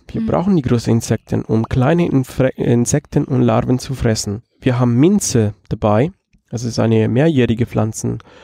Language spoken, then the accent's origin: German; Rome, Lazio, Italy; German is a second language; moved away as an adult; now in Halle, Germany; Ich komme aus Rom